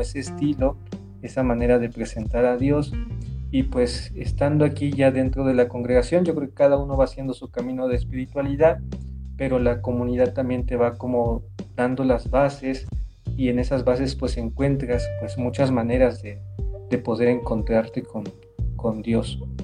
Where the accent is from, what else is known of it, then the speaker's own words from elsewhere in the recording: Córdoba, Veracruz, Mexico; moved away as an adult; yo soy originario de Córdoba, Córdoba, Veracruz, ¿sí? y ahí en la tierra del café y de la caña